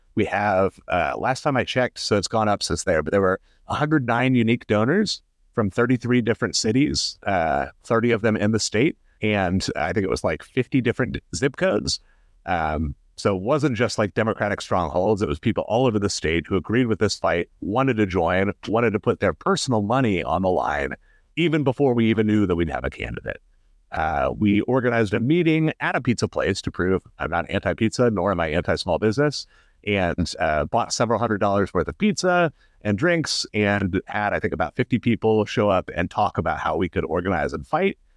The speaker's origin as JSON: {"language": "English", "town": "Indianapolis", "region": "Indiana", "country": "United States", "tie": "born or raised there", "said": "I grew up in Irvington"}